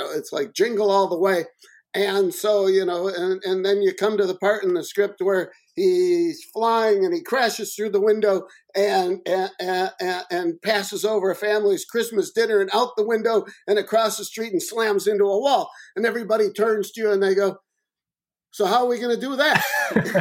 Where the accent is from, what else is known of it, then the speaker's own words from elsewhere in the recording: Chicago, Illinois, United States; Roger Ebert, my hometown critic